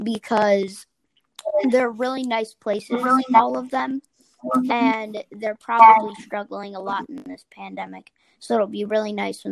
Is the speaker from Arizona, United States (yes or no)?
no; Philadelphia suburbs, Pennsylvania, United States; I'm from Philly suburbs